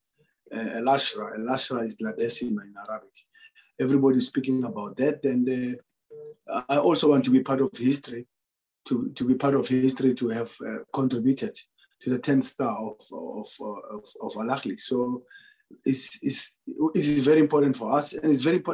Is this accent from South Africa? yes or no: yes; South Africa; moved away as an adult; now in Egypt; my home country